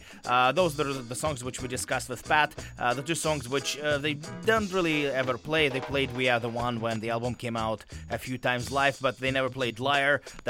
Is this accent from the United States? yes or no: no; Russia; now in Vancouver, Canada; I was born in Russia